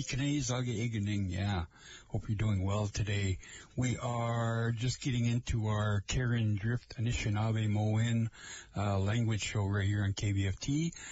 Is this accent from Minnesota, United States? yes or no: yes; Lake Vermilion area, Minnesota, United States; I am from the Lake Vermilion area. That's where I come from.